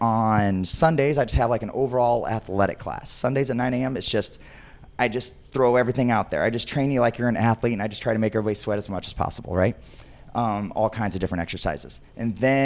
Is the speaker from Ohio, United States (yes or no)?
yes; Northwest Ohio, United States; moved away as an adult; also born or lived in Bowling Green, Ohio; now in Chicago, United States; I am originally from Northwest Ohio in a small town most people have never heard of, 20 minutes east of Fort Wayne, Indiana.